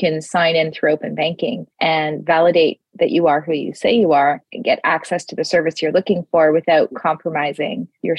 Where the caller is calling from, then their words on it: Toronto, Ontario, Canada; I'm joining from Toronto, Canada.